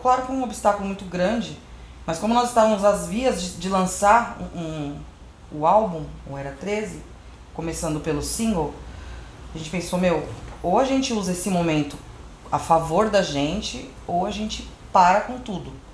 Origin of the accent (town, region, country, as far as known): Brazil